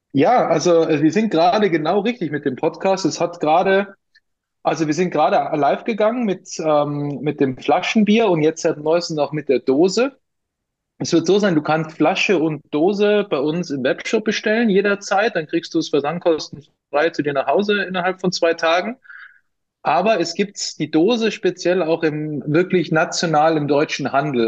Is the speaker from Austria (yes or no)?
yes; Austria; accent: Austrian dialect; now in Munich, Germany; gebürtig aus Österreich, deswegen äh, ab und zu sorry für meine für meinen Dialekt